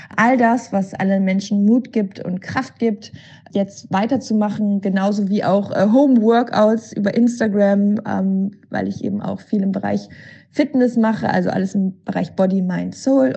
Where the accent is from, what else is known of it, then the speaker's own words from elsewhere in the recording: Cologne, North Rhine-Westphalia, Germany; ich bin Kölnerin und hier in Köln ist es so